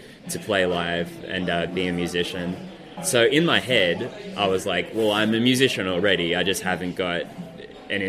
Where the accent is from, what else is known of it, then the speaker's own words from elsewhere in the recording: Kiama, New South Wales, Australia; I'm from Kiama